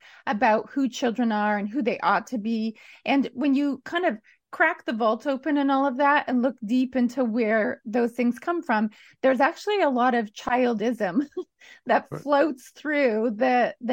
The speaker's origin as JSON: {"language": "English", "region": "Alberta prairies", "country": "Canada", "tie": "born or raised there", "said": "being a kid growing up on the Alberta prairies"}